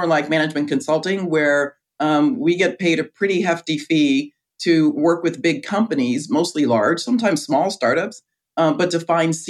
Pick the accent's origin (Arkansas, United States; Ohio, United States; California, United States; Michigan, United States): California, United States; Riverside; moved away as an adult; also born or lived in Chicago; I grew up in Riverside, California.